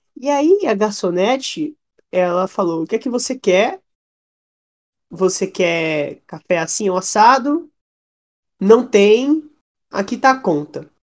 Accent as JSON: {"language": "Portuguese", "town": "Salvador", "region": "Bahia", "country": "Brazil", "accent": "baiano", "said": "eu mesmo sou de Salvador"}